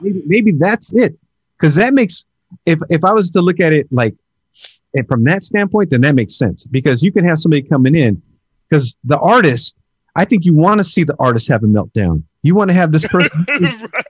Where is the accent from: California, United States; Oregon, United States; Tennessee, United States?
California, United States; the Bay Area; I'm from the Bay